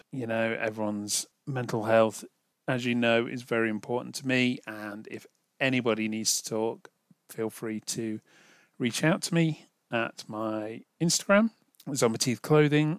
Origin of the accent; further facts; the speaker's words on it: United Kingdom; I'm British